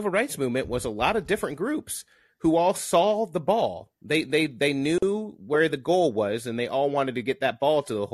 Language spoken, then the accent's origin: English; Southern Illinois, United States; I'm from Southern Illinois.